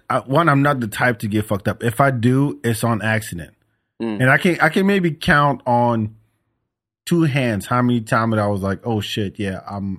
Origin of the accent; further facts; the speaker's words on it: France; moved away; I grew up growing up in France.